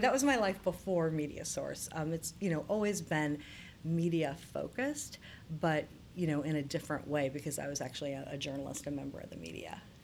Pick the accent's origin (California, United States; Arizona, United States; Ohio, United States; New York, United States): Ohio, United States; Circleville; I grew up in central Ohio. So my hometown is Circleville, which is just south of Columbus